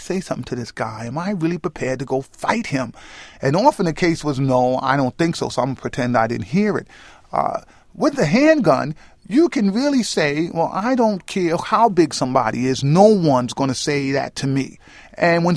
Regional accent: New York City, New York, United States; Union Avenue, which was the block I grew up on in the South Bronx

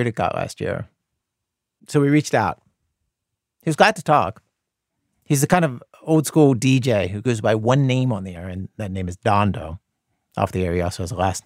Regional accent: United States; I grew up fishing on the Chesapeake Bay

